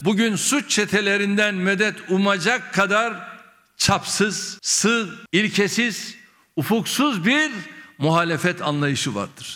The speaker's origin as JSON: {"language": "Turkish", "region": "Rize Province", "country": "Turkey", "tie": "born or raised there", "moved": "yes", "said": "memleketim Rize'de"}